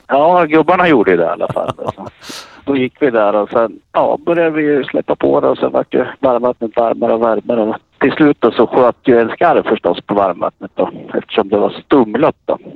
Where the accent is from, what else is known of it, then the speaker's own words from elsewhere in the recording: Katrineholm, Södermanland, Sweden; jag är från Katrineholm